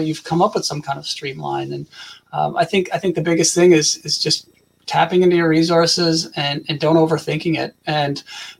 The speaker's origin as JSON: {"language": "English", "country": "Canada", "said": "I'm from Canada"}